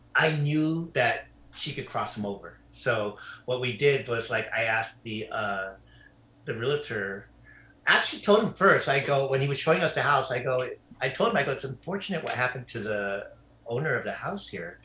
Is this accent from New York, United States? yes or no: no; Carson, California, United States; moved away as an adult; now in Palos Verdes, United States; I grew up in Carson, which is right by Compton